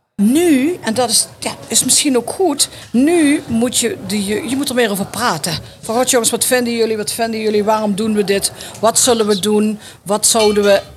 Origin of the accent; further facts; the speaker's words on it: Netherlands; als Nederlanders